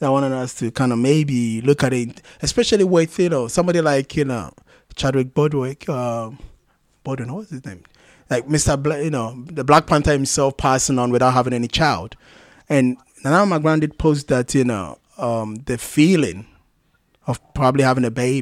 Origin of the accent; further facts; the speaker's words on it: Kumasi, Ashanti, Ghana; growing up in Kumasi, especially when I was in secondary school